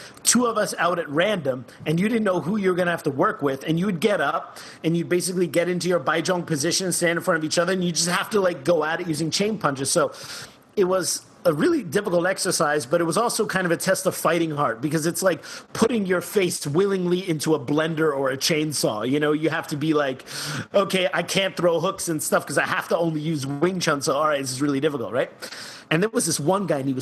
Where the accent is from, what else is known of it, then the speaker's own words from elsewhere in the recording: New Jersey, United States; also born or lived in Germany; I'm half German, I'm half Cuban, but I grew up in Jersey